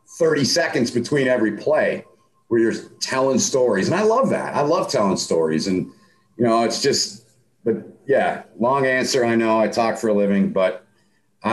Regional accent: Holt, Michigan, United States; now in St. Cloud, United States; I had a little small pond on the side of my house where I grew up in Holt, Michigan

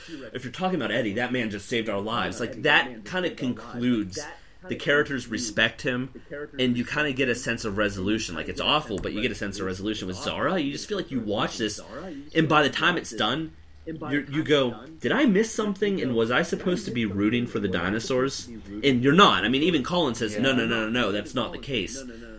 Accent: United States; Well, I mean, I am American

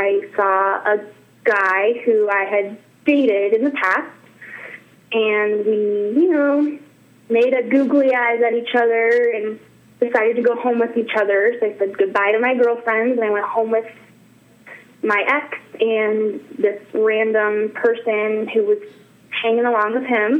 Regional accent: Northern California, United States; moved away; also born or lived in Wyoming; I'm from Northern California and Wyoming, and I lived in Wyoming for about 10 years

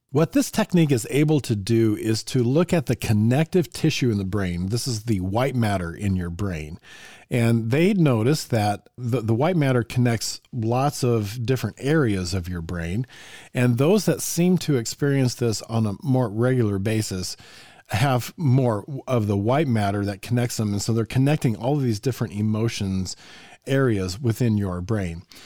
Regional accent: Evergreen, Colorado, United States; moved away; I grew up in Evergreen

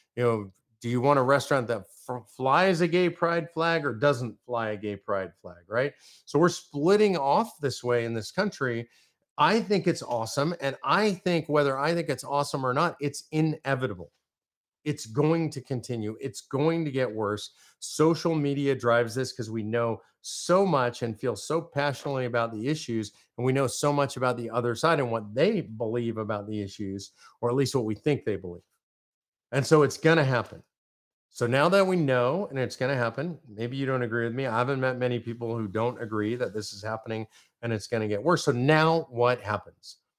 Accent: Texas, United States; I'm from Texas

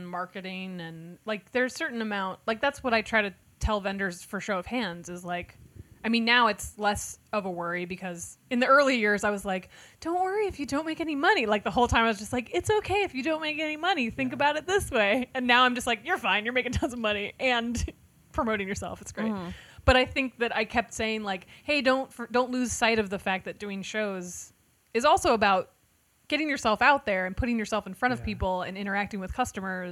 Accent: Cincinnati, Ohio, United States; I'm from Cincinnati.

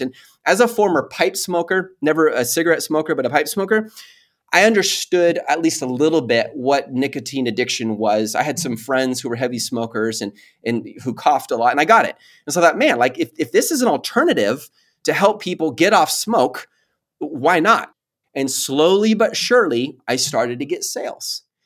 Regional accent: Mount Pleasant, Texas, United States; also born or lived in Dallas; I grew up half of my life in Mount Pleasant. It's this little tiny city way, like, two and a half hours east of Dallas

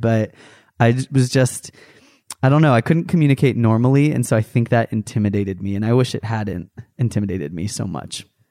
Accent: United States; an American

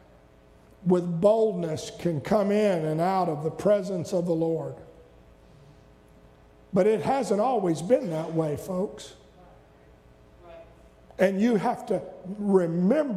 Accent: the South, United States; I was raised in the South.

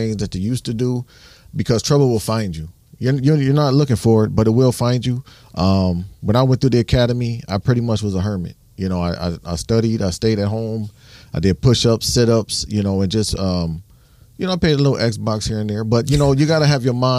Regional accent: Toledo, Ohio, United States; I grew up by Sleepy Hollow. What? I was a Rogers Ram

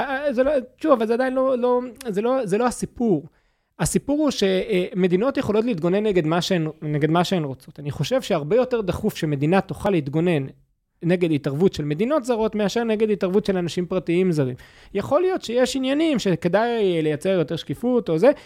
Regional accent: Gush Katif, Gaza Strip, Israel; בתור ילד בגוש קטיף

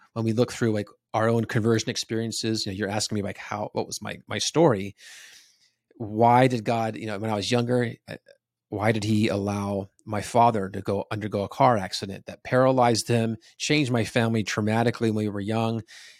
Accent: New Jersey, United States; I grew up in New Jersey, so the east coast of the United okay. States.

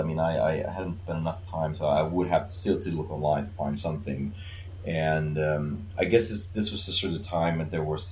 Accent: Sweden; now in Indonesia; I'm from Sweden originally, and so when I was living in Sweden

